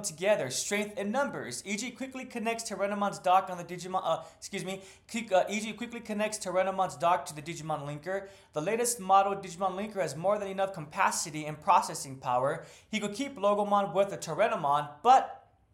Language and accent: English; United States; as an American